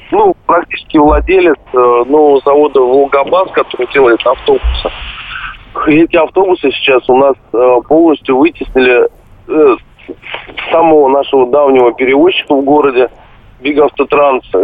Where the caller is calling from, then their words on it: Vladimir, Vladimir Oblast, Russia; Здравствуйте, я из Владимира беспокою.